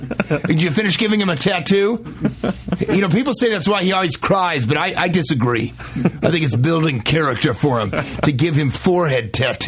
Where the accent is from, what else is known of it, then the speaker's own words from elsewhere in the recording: Denver, Colorado, United States; moved away; I'm from Denver.